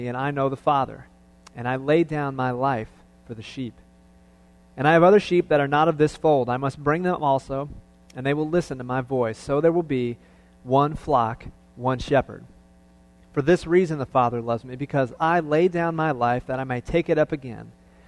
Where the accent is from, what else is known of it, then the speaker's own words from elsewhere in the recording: Cleveland, Ohio, United States; I was born and raised in Cleveland